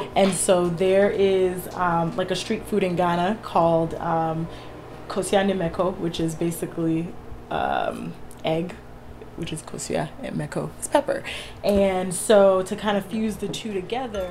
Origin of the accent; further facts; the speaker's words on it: Houston, Texas, United States; moved away as an adult; also born or lived in Washington, District of Columbia, United States; now in Durham, United States; growing up in Houston